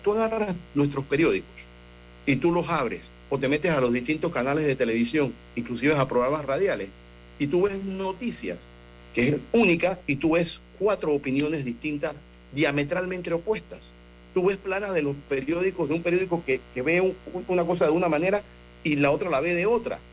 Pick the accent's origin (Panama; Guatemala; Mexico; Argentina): Panama; nosotros como panameños debemos estar orgullosos de nuestro país